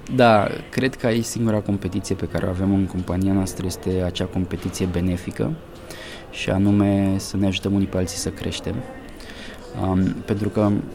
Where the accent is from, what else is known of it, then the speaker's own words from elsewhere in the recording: Argeș, Romania; moved away as an adult; now in Bucharest, Romania; sunt din Argeș de fel